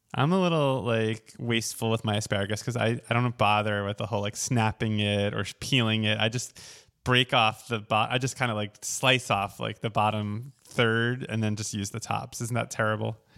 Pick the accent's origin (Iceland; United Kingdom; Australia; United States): United States; Oceanside, New York; moved away; I'm from Oceanside, which is on the south shore of Long Island